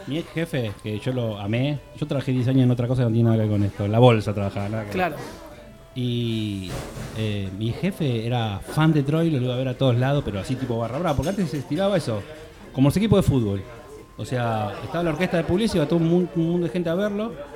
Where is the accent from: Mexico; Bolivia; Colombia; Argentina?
Argentina; Florida, Buenos Aires Province; now in Barcelona, Spain; hicimos dos shows en mi barrio, yo soy de Florida